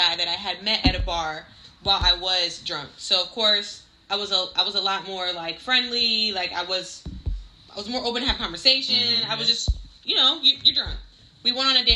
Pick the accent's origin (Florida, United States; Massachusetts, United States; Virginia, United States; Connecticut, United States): Connecticut, United States